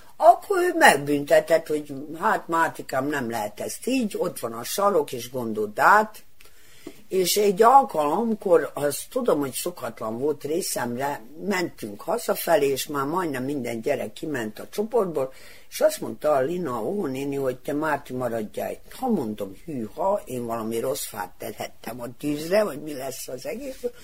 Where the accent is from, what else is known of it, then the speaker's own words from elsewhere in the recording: Kikinda, Vojvodina, Serbia; Kicsindán születtem